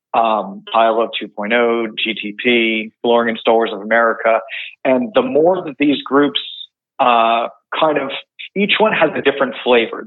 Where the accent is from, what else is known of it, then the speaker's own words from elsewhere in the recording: West Creek, New Jersey, United States; I am from West Creek, New Jersey, um, by Long Beach Island